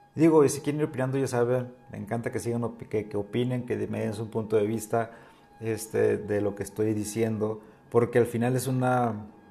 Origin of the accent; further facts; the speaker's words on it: northern Mexico, Mexico; now in Oaxaca, Mexico; yo que vengo del norte